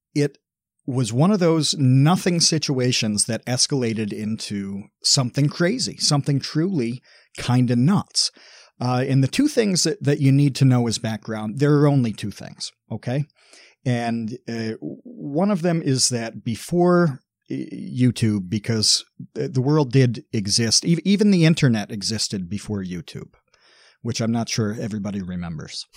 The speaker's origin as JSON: {"language": "English", "country": "United States", "said": "I'm from the United States"}